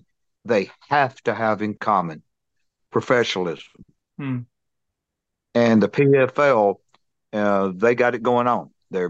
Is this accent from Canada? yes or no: no; Tennessee, United States; The Nashville Brawl, and it was in my home state in Tennessee